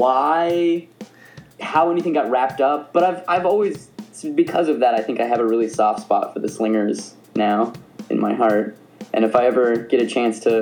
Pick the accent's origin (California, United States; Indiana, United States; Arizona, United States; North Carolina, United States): Arizona, United States; Tucson; moved away; I am originally from Tucson, Arizona, which is the asshole of America